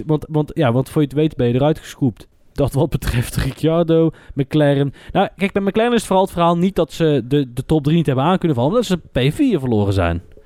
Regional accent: Netherlands; wij zijn Nederlanders

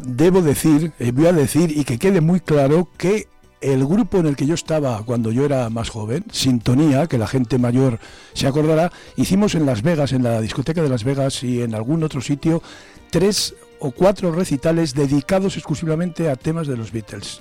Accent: Zamora, Castile and León, Spain; Yo soy hijo de pescadera del mercado de abastos y me he criado en el mercado de abastos

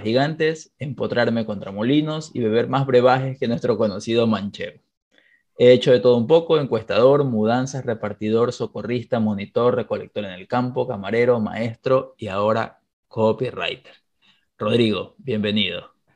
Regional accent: Ecuador; Aquí en Ecuador no ubico a nadie, que es de donde soy

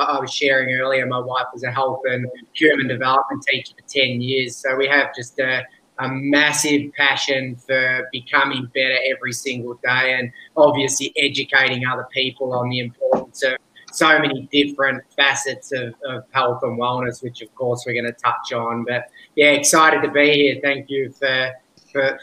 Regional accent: Australia; accent: strong Australian; moved away as an adult; now in Bali, Indonesia; I'm from Australia because I have an extremely strong Australian accent

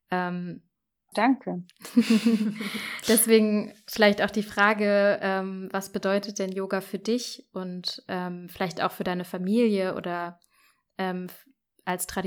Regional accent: India; also born or lived in Middle East; now in Germany; Als ich in Indien aufwuchs und Jahre später als Inderin im Nahen Osten und in Deutschland, wurde ich in vielerlei Hinsicht diskriminiert.

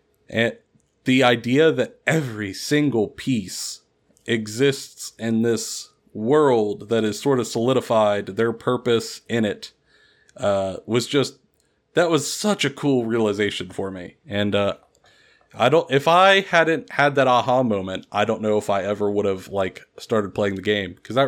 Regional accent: Kentucky, United States; So I grew up here in Kentucky in a fairly small town

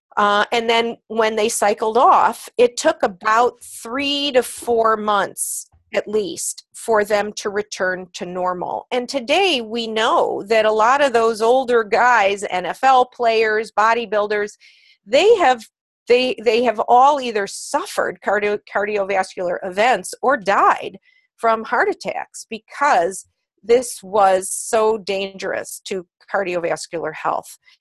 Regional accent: Cleveland, Ohio, United States; also born or lived in New York City; I was a pre Title IX girl, in fact, uh, growing up in Cleveland, Ohio

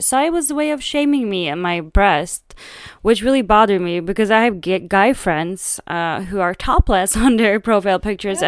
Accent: Sweden; now in Berlin, Germany; growing up in Sweden

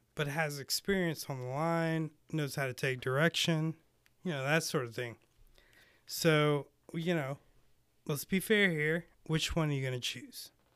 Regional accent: United States; also born or lived in Lake Tahoe (born); I grew up in Carolina.

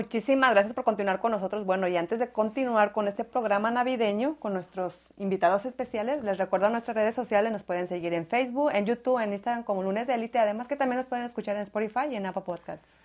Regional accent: Jalisco, Mexico; moved away

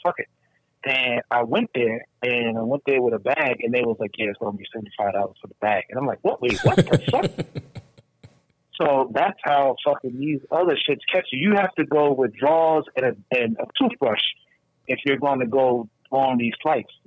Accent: New York, United States; moved away as an adult; now in Georgia, United States; we are from New York

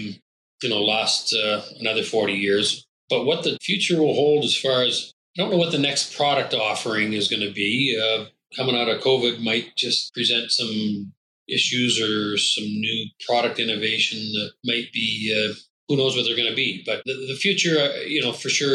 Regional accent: Scotland, United Kingdom; I'm Scottish

